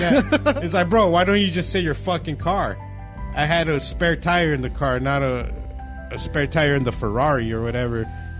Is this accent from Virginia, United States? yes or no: no; Lake Elsinore, California, United States; also born or lived in Temecula, California; we moved from Temecula to Lake Elsinore